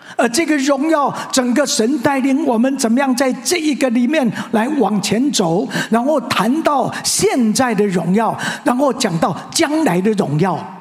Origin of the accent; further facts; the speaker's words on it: Tianzhong, Changhua County, Taiwan; moved away as an adult; now in Taipei, Taiwan; 一直到我高中毕业，我在彰化田中长老会